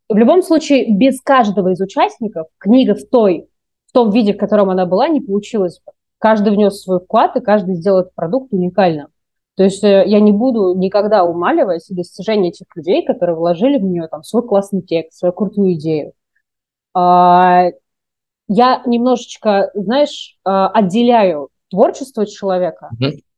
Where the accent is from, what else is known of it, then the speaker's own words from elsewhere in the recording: Moscow, Russia; moved away as an adult; also born or lived in Kaluga; now in Philippines; для меня, как для москвички